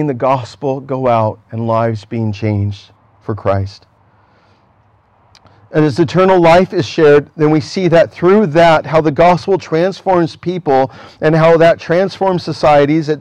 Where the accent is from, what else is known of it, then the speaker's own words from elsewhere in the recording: United States; where I'm from as an American